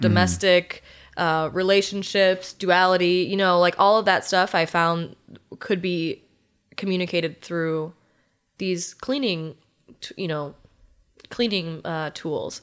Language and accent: English; Germantown, Wisconsin, United States; also born or lived in South Dakota / Iowa / Colorado / Illinois; within Germantown, where I'm from